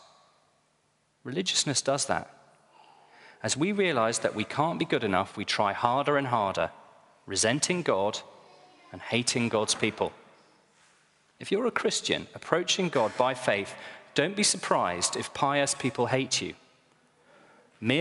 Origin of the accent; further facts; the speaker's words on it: Northumberland, North East England, United Kingdom; I was brought up in Northumberland